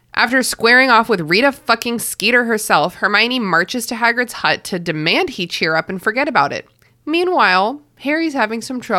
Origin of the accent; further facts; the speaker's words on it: Australia; particularly considering Rupert Murdoch's as an Australian, our best export.